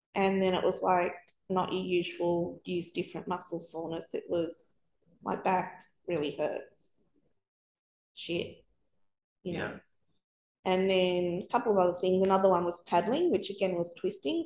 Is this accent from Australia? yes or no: yes; Sydney, New South Wales, Australia; moved away as an adult; also born or lived in New Zealand / Melbourne; We'd moved around a bit. We're from Sydney.